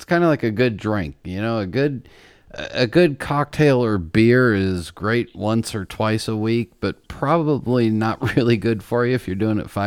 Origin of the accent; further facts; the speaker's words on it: Los Angeles, California, United States; growing up in Los Angeles, right near where you did